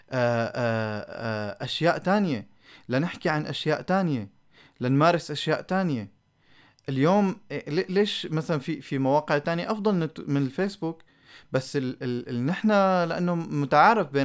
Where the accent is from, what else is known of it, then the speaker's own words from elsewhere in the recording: Syria; نحن عايشين بدوامه آه، كسوريين خليني احكي الصراحه